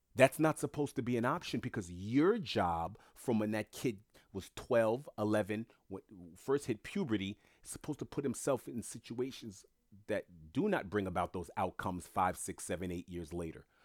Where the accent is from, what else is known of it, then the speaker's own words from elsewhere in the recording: United States; I was born in America first generation